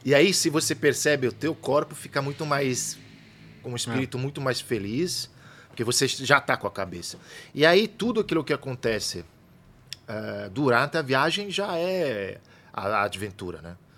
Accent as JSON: {"language": "Portuguese", "country": "Italy", "moved": "yes", "lives_now": "São Paulo, Brazil", "said": "eu venho da Itália"}